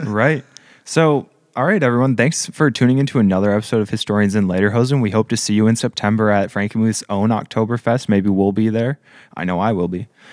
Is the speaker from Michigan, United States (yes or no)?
yes; Marquette, Michigan, United States; my hometown of Marquette